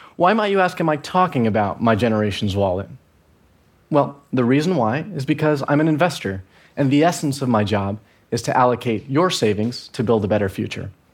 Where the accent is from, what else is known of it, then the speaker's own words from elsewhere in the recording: Venezuela; I'm from Venezuela